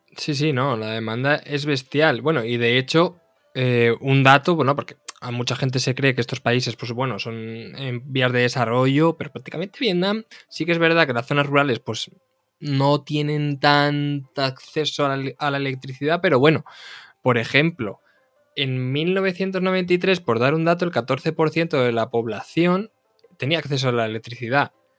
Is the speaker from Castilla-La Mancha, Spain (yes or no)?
yes; Castilla-La Mancha, Spain; vengo del, del Carral de la Mancha, entonces claro, nunca, me he creado con olivos, me he creado con viñas